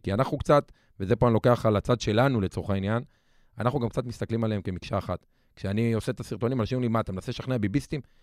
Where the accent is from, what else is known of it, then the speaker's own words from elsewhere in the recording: Lod, Central District, Israel; גדלתי בלוד, במשפחה קשת יום, אה, בשכונה מאוד קשה